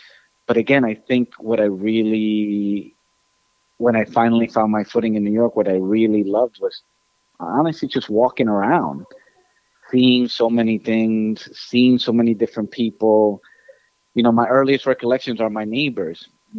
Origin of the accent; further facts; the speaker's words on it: Ecuador; I think growing up in Ecuador, what I loved was having my grandparents